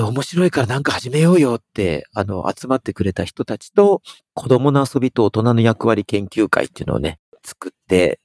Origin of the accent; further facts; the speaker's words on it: Tokyo, Japan; 僕はちっちゃい頃なんかあの、東京